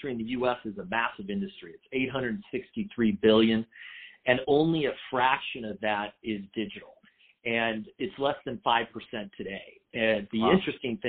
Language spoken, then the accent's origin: English; San Diego, California, United States; I grew up in San Diego in a family business